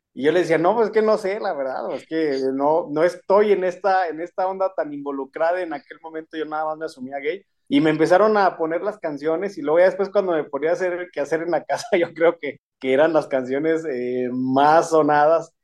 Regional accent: Saltillo, Coahuila, Mexico; moved away as an adult; now in Aguascalientes, Mexico; Soy originaria de Saltillo, Coahuila

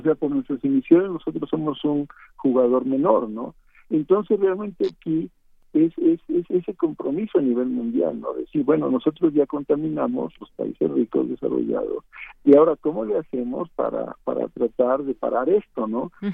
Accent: Veracruz, Mexico; de donde yo soy, en Veracruz

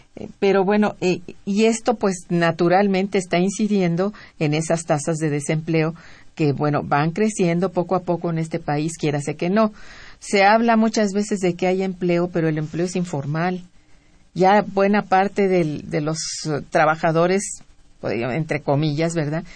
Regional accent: Mexico; nos agobia como mexicanos

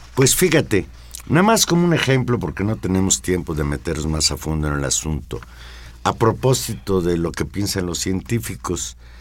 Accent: Mexico City, Mexico; yo siempre me he sentido habitante de la Ciudad de México.

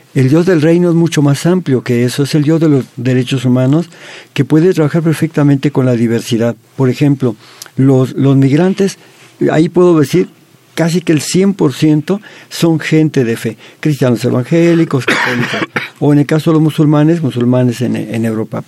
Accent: Mexico; como mexicanos

